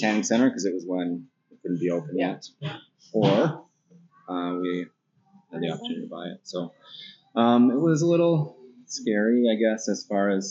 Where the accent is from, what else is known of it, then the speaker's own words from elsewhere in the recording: Duluth, Minnesota, United States; I grew up in Lakeside.